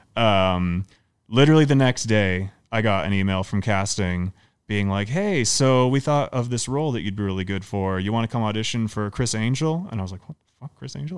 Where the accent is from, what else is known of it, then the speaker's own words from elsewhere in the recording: Canada; now in United States; I'm Canadian